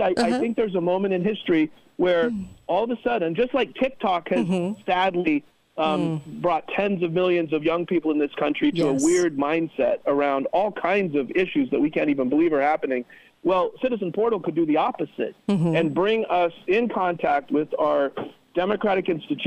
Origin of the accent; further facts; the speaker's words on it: Orem, Utah, United States; I grew up in Utah County. I went to Orem High School